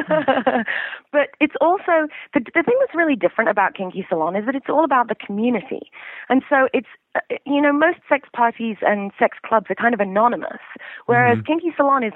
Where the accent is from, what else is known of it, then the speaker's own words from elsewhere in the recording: London, United Kingdom; moved away as an adult; now in San Francisco, United States; I'm from London originally. I moved to San Francisco in 1999.